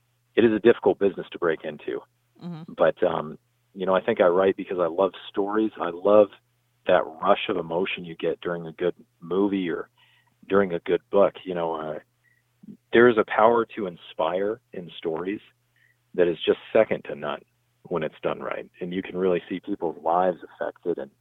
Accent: San Diego, California, United States; I'm from San Diego, California, like I said. I live here with my wife and son

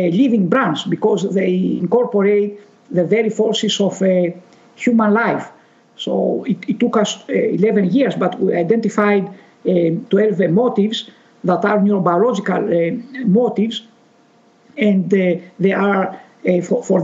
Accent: Greece; I'm originated from Greece

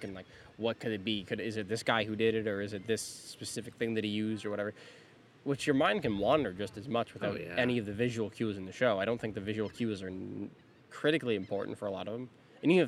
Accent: Canada

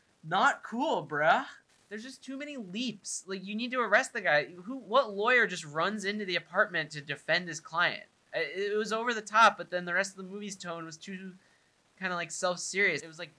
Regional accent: New York, United States; growing up in New York, I've been in many of those.

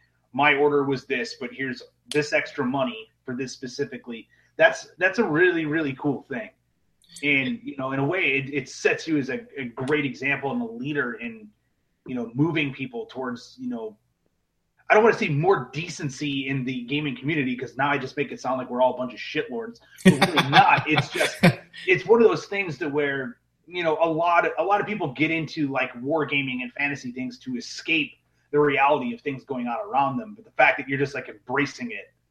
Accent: Midwest, United States; now in Atlanta, United States; I'm originally from the Midwest

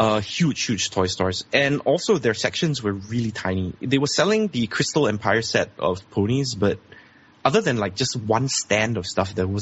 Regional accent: Singapore; I'm from Singapore

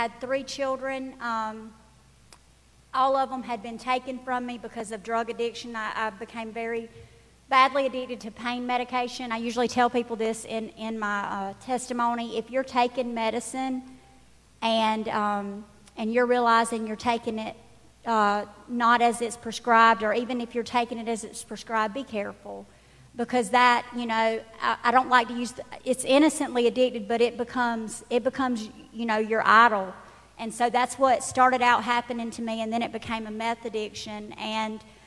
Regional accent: Dodge County, Georgia, United States; I'm actually from Dodge County

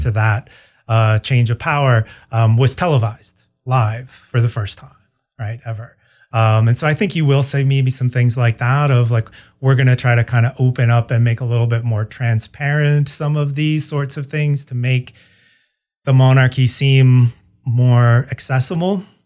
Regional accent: Ann Arbor, Michigan, United States; moved away as an adult; also born or lived in St. Louis, Missouri; I'm a Midwesterner by background. I grew up in, uh, Michigan, uh, Ann Arbor, Michigan.

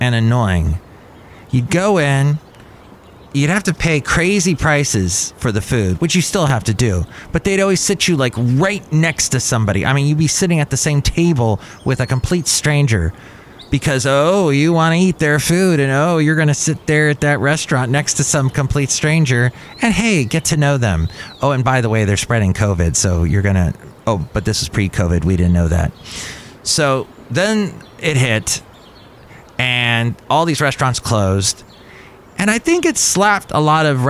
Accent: United States; I'm American

